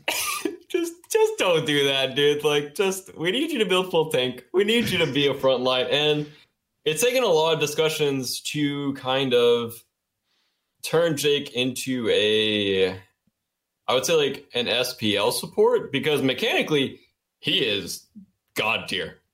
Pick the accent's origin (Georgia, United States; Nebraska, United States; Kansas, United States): Georgia, United States; Dallas; accent: thick Southern; I'm from Georgia